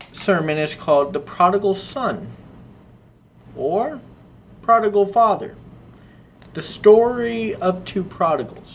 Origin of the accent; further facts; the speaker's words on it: Scottsdale, Arizona, United States; So I grew up in Scottsdale, and I grew up around a majority of wealthy kids.